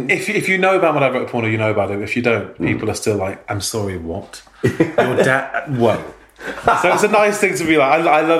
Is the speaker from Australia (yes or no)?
no; Manchester, North West England, United Kingdom; I grew up in Manchester